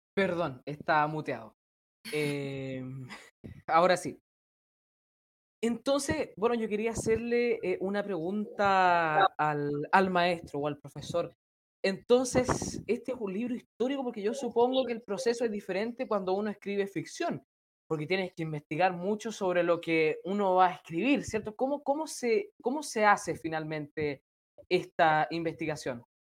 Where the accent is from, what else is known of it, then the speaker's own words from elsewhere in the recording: Chile; yo soy de Chile